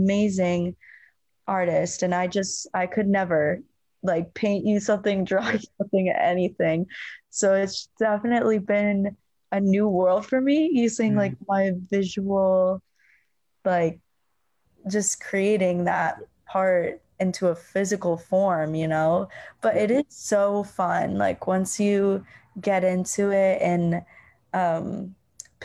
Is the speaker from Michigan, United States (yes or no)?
no; Northern Virginia, United States; moved away as an adult; also born or lived in Arizona; now in Nashville, United States; I'm from Northern Virginia